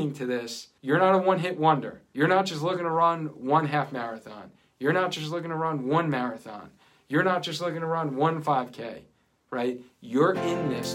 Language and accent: English; Cheshire, Connecticut, United States; right here in my hometown of Cheshire, Connecticut